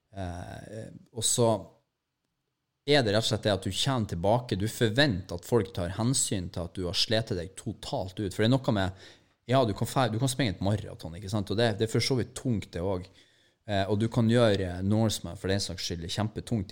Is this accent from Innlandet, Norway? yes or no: no; Mo i Rana, Nordland, Norway; now in Oslo, Norway; jeg er bare fra Mo i Rana